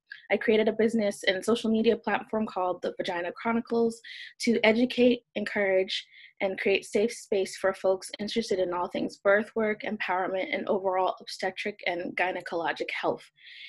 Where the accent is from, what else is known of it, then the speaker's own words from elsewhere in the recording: Framingham, Massachusetts, United States; now in Southern California, United States; currently practicing in Southern California, but I hail from Framingham, Massachusetts.